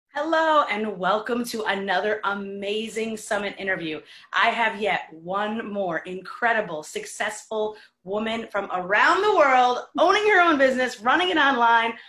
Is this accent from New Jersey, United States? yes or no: no; New York, United States; also born or lived in Detroit; as a New Yorker